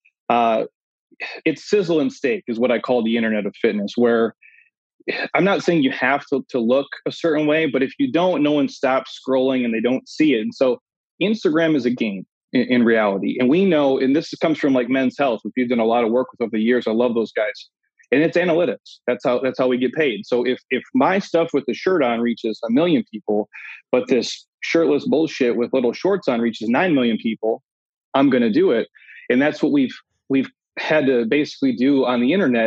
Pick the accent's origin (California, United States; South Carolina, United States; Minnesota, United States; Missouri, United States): Minnesota, United States; moved away; I'm from the Midwest originally, Minnesota, born and raised.